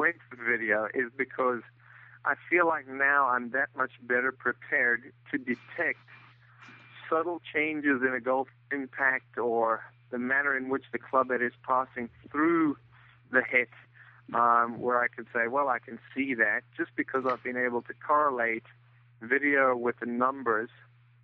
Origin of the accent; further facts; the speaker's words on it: South Africa; moved away as an adult; also born or lived in Florida, United States; now in Bluffton, United States; I'm originally from South Africa. Came over to the U.S. In the mid-80s, played college golf